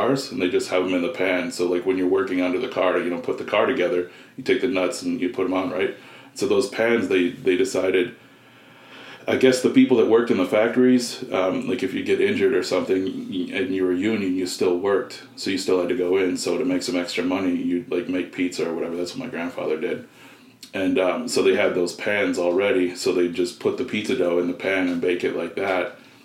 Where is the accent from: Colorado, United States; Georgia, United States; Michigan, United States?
Michigan, United States; Detroit; moved away; I'm from Detroit originally.